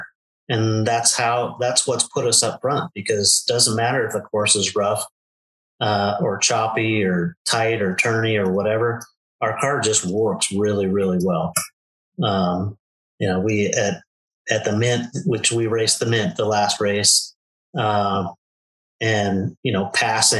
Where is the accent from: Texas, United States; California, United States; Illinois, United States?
California, United States; Southern; moved away as an adult; now in Arizona, United States; I was born and raised in Southern California, and just recently we moved to Arizona, a little town in Arizona